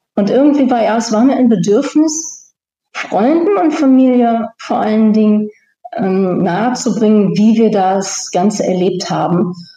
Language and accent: German; Germany; moved away; als Deutsche